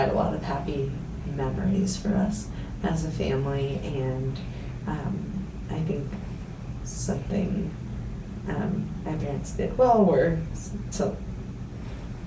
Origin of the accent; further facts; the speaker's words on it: Costa Mesa, California, United States; moved away as an adult; also born or lived in Huntington Beach, California / Harvard (Massachusetts) / Denver, Colorado; now in Easton, Pennsylvania, United States; So that's where I grew up, Costa Mesa / Huntington Beach